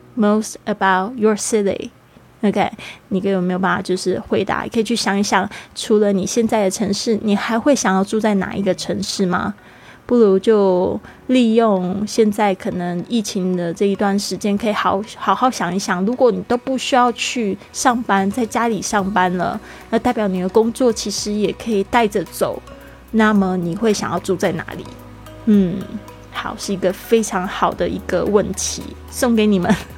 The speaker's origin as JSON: {"language": "Chinese", "region": "Kaohsiung", "country": "Taiwan", "tie": "born or raised there", "said": "我们现在都是在这个南部的高雄大城市，那我是在那边出生长大"}